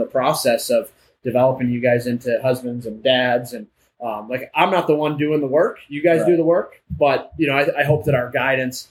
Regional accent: Livonia, Michigan, United States; I'm from Livonia

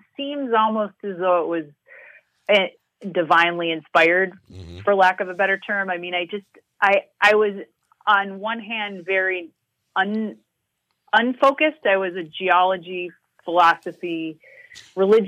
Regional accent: Duluth, Minnesota, United States; moved away as an adult; also born or lived in New Mexico; I grew up in Duluth, and then I moved back to Duluth after living in New Mexico in 2016.

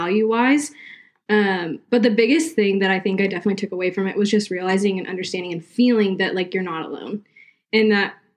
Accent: South Carolina, United States; now in Virginia, United States; I grew up in South Carolina, but now I live in Virginia.

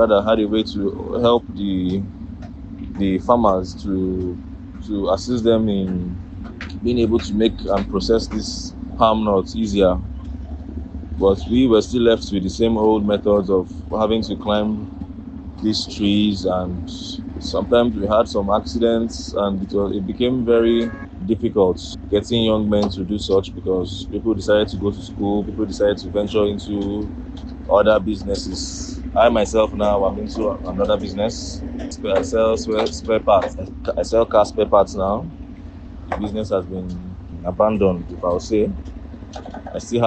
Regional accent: Ubakala, Abia, Nigeria; I'm from Abia State, Ubakala in Abia State.

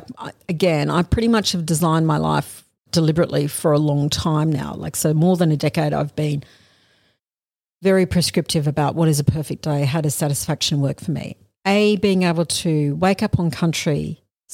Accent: Australia; I am an Australian lawyer.

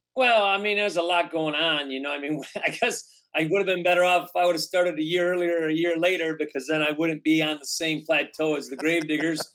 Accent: Detroit, Michigan, United States; born or raised there

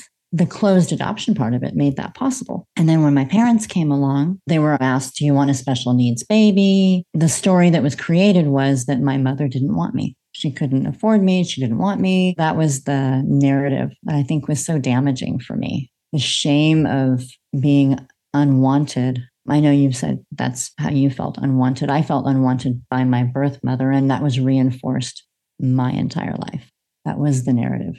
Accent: United States; moved away as an adult; now in Australia; I'm an American in Australia

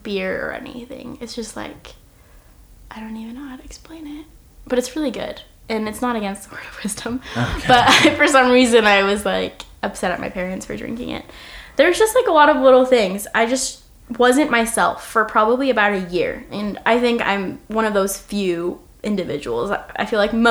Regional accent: Oregon, United States; I'm from Oregon

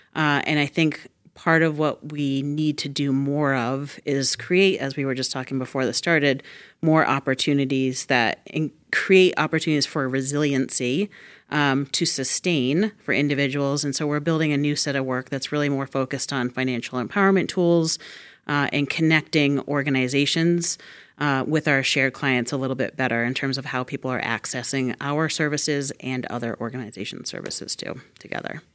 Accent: Massachusetts, United States; I'm excited that I get to do this work in my hometown, too.

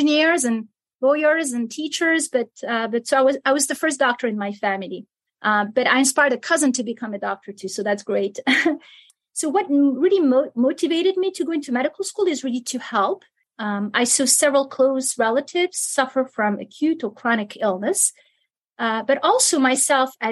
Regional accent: Algiers, Algiers Province, Algeria; English is a second language; moved away as an adult; also born or lived in Milan, Italy; now in Kentucky, United States; I was born in Algiers, and I grew up partly in Algeria and partly in Italy.

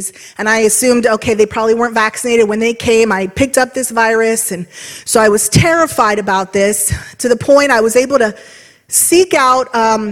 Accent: Trumbull County, Ohio, United States; I grew up here in Trumbull County

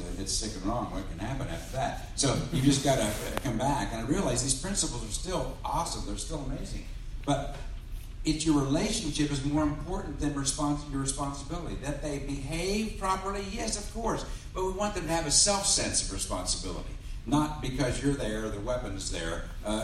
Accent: Cincinnati, Ohio, United States; And I grew up in the Cincinnati area

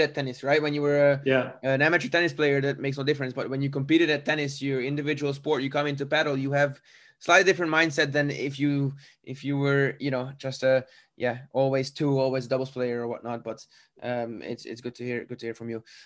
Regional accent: Hungary; now in Switzerland; I live in Switzerland, but I'm from Hungary originally.

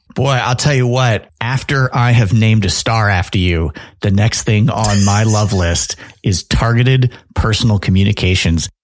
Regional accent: Chicago, Illinois, United States; I'm from Chicago

